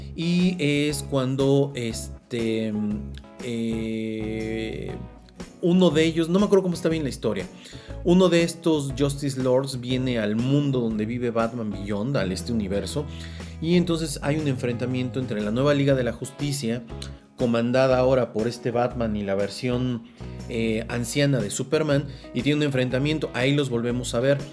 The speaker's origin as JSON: {"language": "Spanish", "country": "Mexico", "said": "yo soy de México"}